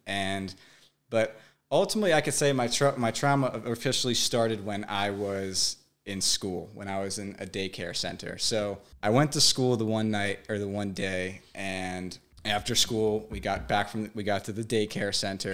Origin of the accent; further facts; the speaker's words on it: Brick, New Jersey, United States; I grew up in Brick, New Jersey, living with my mom and dad